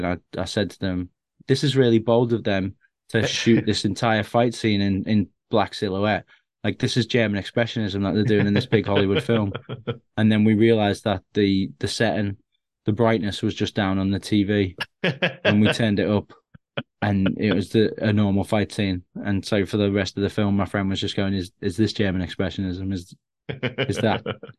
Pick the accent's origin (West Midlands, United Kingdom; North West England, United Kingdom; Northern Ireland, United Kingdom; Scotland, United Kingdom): North West England, United Kingdom; Bootle; growing up in Bootle in Liverpool, which is like there's a lot of gangs there, and I was more of a shut-in kid who was just watching films all the time